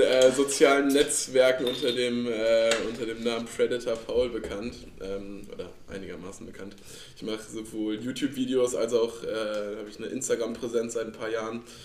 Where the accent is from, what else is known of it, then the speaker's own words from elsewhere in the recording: Langerwehe, North Rhine-Westphalia, Germany; Ich komme ja. aus äh, Langerwehe, also alles hier Aachen, Kölner Raum.